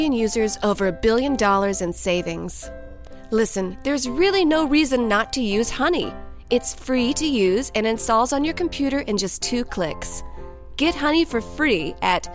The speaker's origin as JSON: {"language": "English", "region": "the South", "country": "United States", "said": "I'm from the South"}